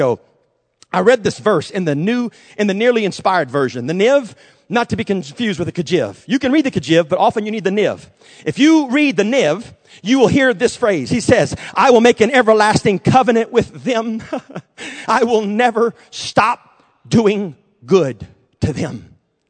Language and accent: English; Jennings, Louisiana, United States; also born or lived in Texas; I was born in Texas, actually, but was raised in Jennings, Louisiana, and lived almost all of my life in Jennings